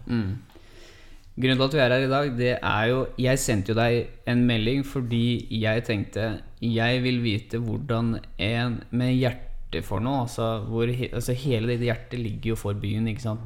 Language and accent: Norwegian; Hamar, Innlandet, Norway; Fra Hamar